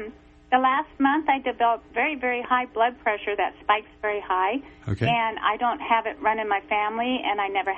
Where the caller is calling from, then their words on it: Oregon, United States; Hey, I'm from Eastern Oregon.